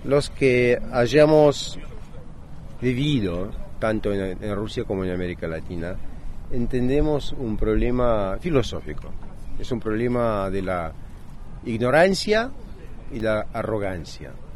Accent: Montevideo, Uruguay; also born or lived in Havana, Cuba; now in Russia; yo nací en La Habana y que yo crecí en Montevideo, lo que se oye

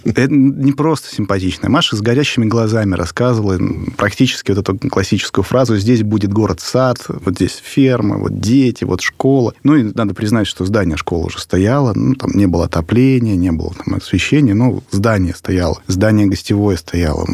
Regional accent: Smolensk, Smolensk Oblast, Russia; moved away as an adult; я городской абсолютно. Я из Смоленска. Всегда жил в городе

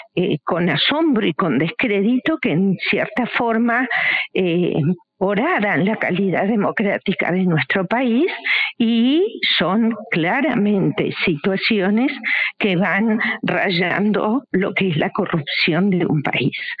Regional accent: Uruguay; como uruguayos

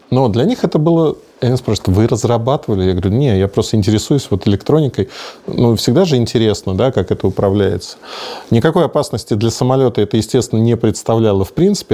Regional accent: Russia; мы русские

